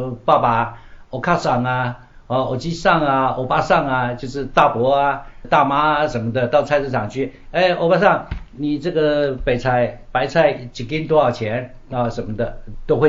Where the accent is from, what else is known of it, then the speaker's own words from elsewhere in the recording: Taiwan; now in China; 他就喜欢跟我们眷村小孩玩在一起